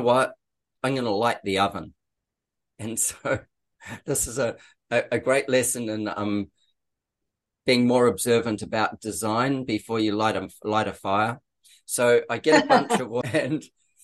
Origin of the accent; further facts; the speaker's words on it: New Zealand; now in Australia; I'm a Kiwi